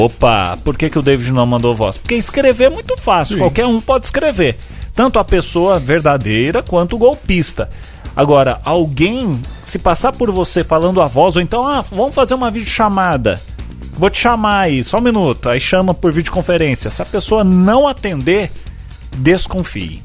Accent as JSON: {"language": "Portuguese", "country": "Brazil", "said": "pensando como, como brasileiro"}